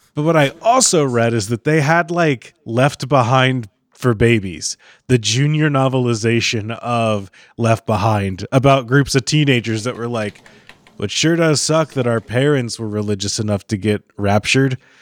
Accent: Kentucky, United States; when I was a kid, I grew up in Kentucky

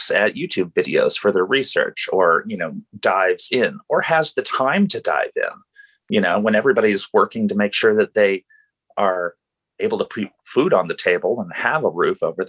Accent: Portland, Oregon, United States; I've grown up in Portland in the Pacific Northwest

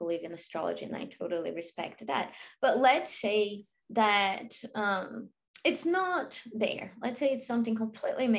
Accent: Brazil; also born or lived in Australia / Europe; now in United States; I grew up in Brazil

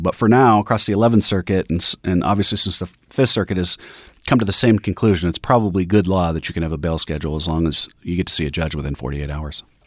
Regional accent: Denver, Colorado, United States; my hometown of Denver

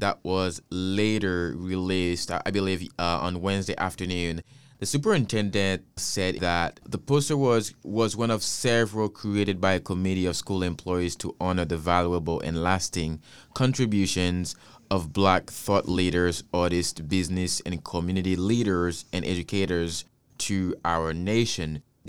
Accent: Haiti; You know, I came from Haiti is the first black-led country.

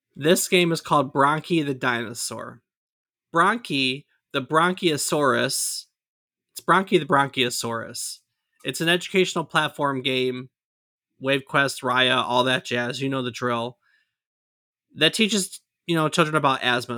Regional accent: Ann Arbor, Michigan, United States; where we grew up in Ann Arbor, Michigan

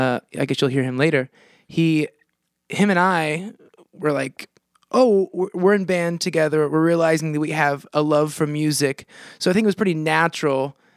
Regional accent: Monticello, Indiana, United States; moved away as an adult; now in California, United States; I grew up on the Tippecanoe River.

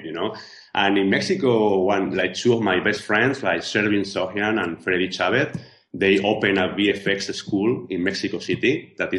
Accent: Spain; accent: Spanish; English is a second language; moved away as an adult; I am original from Spain, as you can hear from my accent. You know, I've been living out of Spain for 15 years

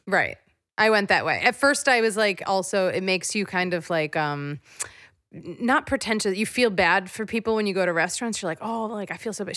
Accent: East Coast, United States

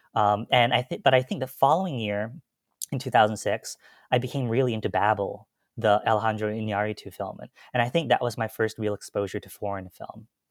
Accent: Gaithersburg, Maryland, United States; I am from Gaithersburg, Maryland

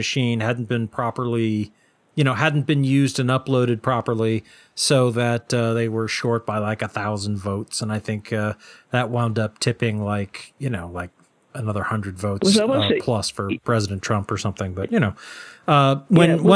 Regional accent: Easthampton, Massachusetts, United States; my hometown of East Hampton

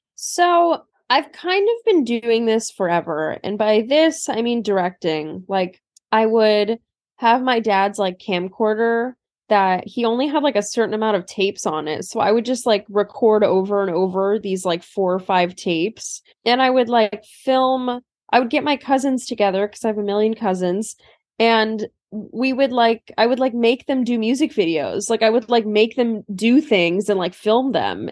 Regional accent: Turlock, California, United States; now in New York, United States; I used to really hate living in Turlock, um, when I was a kid

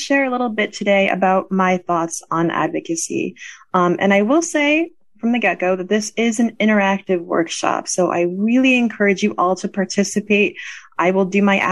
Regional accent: Connecticut, United States; now in Pennsylvania, United States; I'm originally from Connecticut, so not too far, but I grew up in the heart of New England.

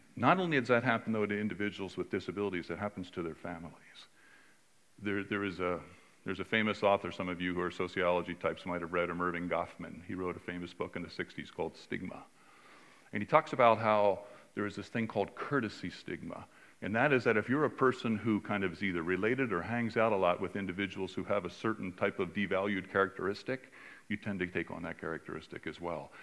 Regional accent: California, United States; I'm from California

